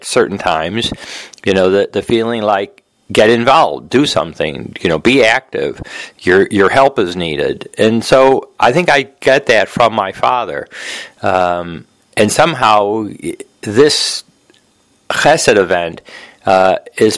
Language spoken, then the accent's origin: English; Detroit, Michigan, United States; now in Jamaica Estates, New York, United States; I was from Detroit